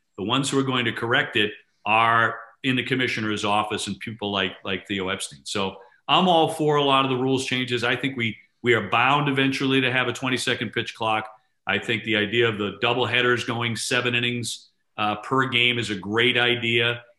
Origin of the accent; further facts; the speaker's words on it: Boston, Massachusetts, United States; He knew I was from Boston